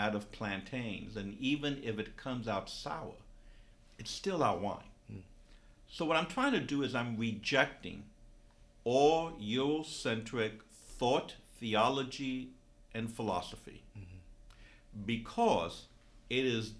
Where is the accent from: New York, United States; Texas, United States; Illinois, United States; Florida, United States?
New York, United States; Because I'm from New York and I'm familiar with that story more because I lived during that time.